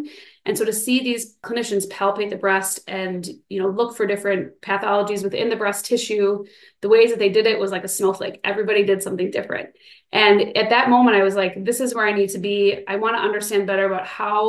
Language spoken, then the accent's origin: English; Midwest, United States; also born or lived in Minnesota; now in Madison, United States; Originally, I'm from the Midwest, so I've been in the Midwest my whole life